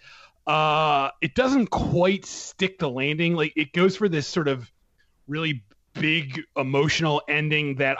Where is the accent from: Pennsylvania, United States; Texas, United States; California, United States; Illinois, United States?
Pennsylvania, United States; Philadelphia; I grew up in Philadelphia